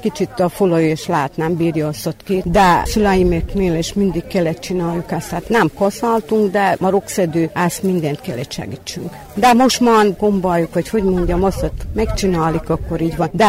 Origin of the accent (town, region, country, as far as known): Skorenovac, Vojvodina, Serbia